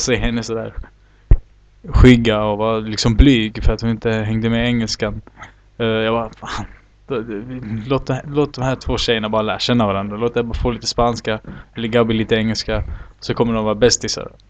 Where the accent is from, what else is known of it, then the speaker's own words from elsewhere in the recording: Sweden; now in Chile; jag var uppväxt bland svenskar